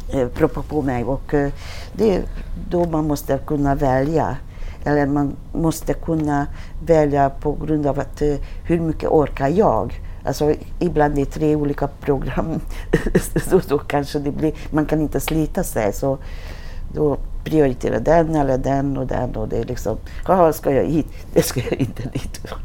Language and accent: Swedish; Hungary; Swedish is a second language; moved away as an adult; now in Sweden; Jag kom till Sverige från Ungern i 80-talet